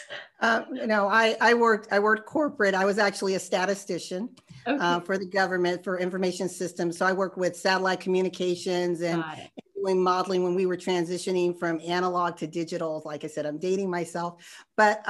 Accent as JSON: {"language": "English", "region": "Arizona", "country": "United States", "said": "I'm from Arizona"}